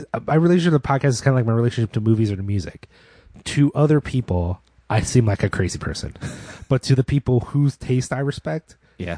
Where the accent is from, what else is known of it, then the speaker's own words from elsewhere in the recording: Philadelphia, Pennsylvania, United States; accent: hoagie mouth; moved away; I'm from Philadelphia. You can tell I'm from Philadelphia